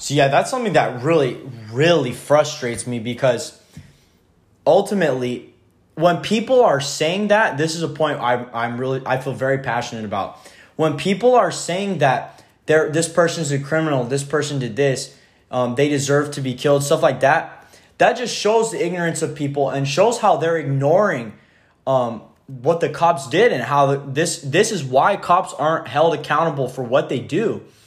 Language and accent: English; Merced, California, United States; growing up in Merced is so diverse and there's so many different races here